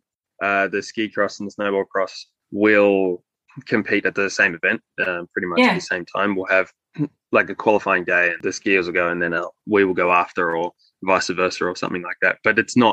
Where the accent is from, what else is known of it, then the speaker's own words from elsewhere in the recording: Jindabyne, New South Wales, Australia; also born or lived in Sydney; I grew up in Jindabyne. New South Wales, so down near Perisher and Thredbo.